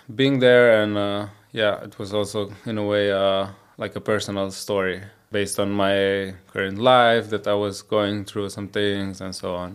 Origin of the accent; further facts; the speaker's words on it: Koper, Slovenia; i was born in Slovenia in Koper, which is like a small town uh, at the seaside next to Trieste